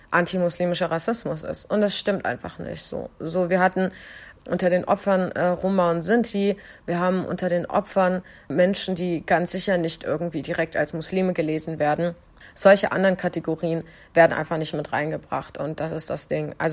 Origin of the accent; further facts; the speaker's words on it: Kurdistan Region, Iraq; Ich habe tatsächlich sogar viele Anrufe aus meiner Heimat, also hier aus ähm, Südkurdistan bekommen.